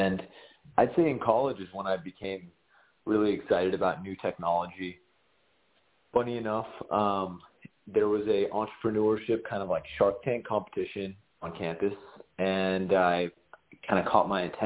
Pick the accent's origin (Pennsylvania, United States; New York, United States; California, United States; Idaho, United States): California, United States; Southern; Growing up in Southern California, I played baseball